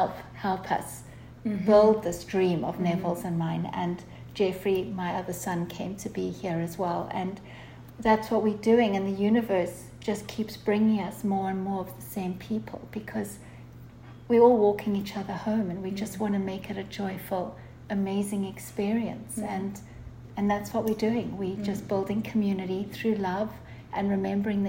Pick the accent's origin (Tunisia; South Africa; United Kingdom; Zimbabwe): Zimbabwe; moved away as an adult; also born or lived in United States; now in Costa Rica; we grew up in Zimbabwe, and in 2007, I left there with my two children because of political unrest and things like that, moved to the States